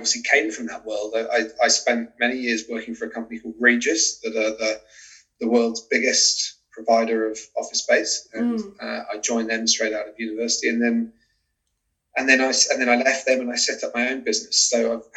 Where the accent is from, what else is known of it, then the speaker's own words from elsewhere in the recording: Devon, South West England, United Kingdom; moved away as an adult; also born or lived in London, United Kingdom / Sydney, Australia; now in Auckland, New Zealand; So I'm British, as you can probably tell from my accent. Originally from the southwest in a place called Devon. Grew up on a farm down there